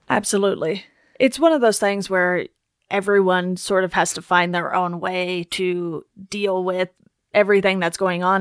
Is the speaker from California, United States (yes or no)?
yes; Orange County, California, United States; also born or lived in Philadelphia; growing up in Orange County instead of, like, L